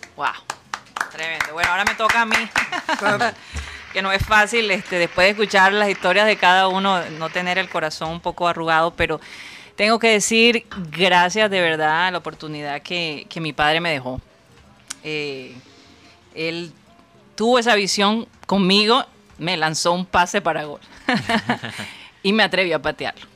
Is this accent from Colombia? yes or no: yes; Colombia; now in United States